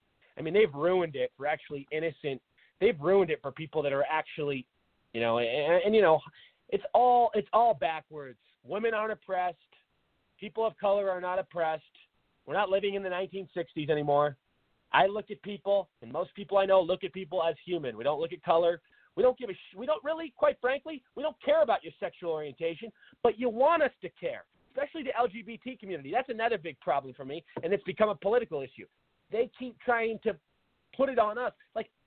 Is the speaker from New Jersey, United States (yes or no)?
no; Seattle, Washington, United States; moved away as an adult; now in Arizona, United States; everybody knows I'm from Seattle. I grew up there, moved down to Arizona about 8 years ago.